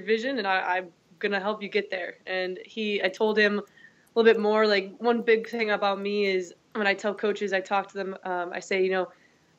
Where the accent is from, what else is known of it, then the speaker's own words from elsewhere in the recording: Wisconsin, United States; moved away as an adult; also born or lived in Georgia / Mississippi / North Carolina; now in Arizona, United States; I'm originally from Wisconsin, did my undergrad at Wisconsin La Crosse